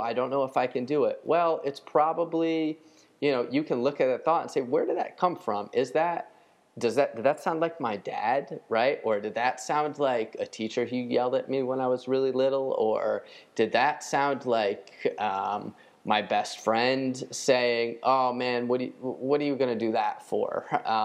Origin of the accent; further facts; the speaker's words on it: United States; I'm American